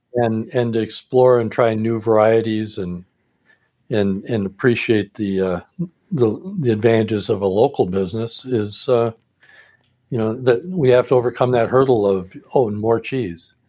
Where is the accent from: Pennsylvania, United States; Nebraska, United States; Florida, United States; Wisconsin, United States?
Wisconsin, United States; Milwaukee; growing up in Milwaukee